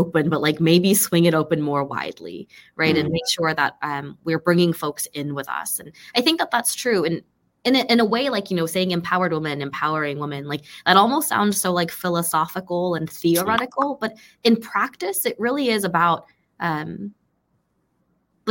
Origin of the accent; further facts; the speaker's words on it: Burbank, California, United States; moved away as an adult; now in Northern Virginia, United States; I grew up in Burbank, California